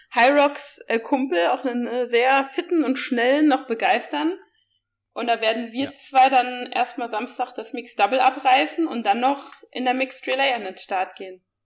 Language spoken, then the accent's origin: German; Saarland, Germany; ich komme ja wie gesagt aus dem Saarland